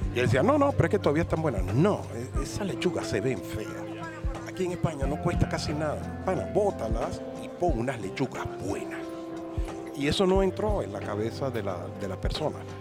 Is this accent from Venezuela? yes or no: yes; Venezuela; now in Spain; una cosa que es rica que se come en mi país, cachito de jamón